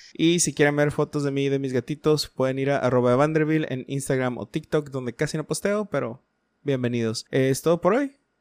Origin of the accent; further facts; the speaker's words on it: Mexico; celebramos como buenos mexicanos lo que es el Día de Muertos